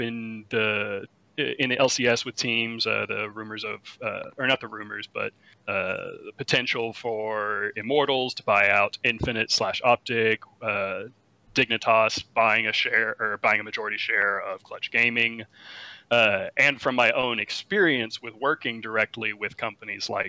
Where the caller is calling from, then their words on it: Dallas, Texas, United States; I'm calling from the great state of Dallas, Texas